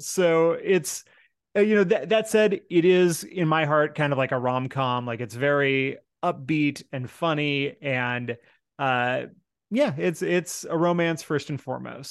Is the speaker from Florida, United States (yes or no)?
no; Seattle, Washington, United States; my hometown